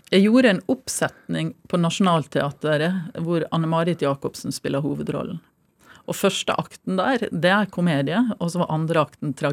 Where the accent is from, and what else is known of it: Stranda, Møre og Romsdal, Norway; born or raised there